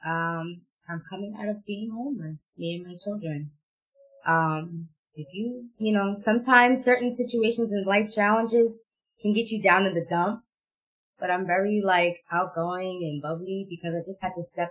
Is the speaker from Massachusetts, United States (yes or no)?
yes; Boston, Massachusetts, United States; I grew up in Boston, but I went to school in the suburbs